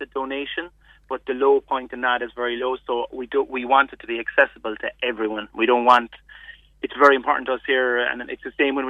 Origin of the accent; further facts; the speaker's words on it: Macroom, Munster, Ireland; I grew up near Macroom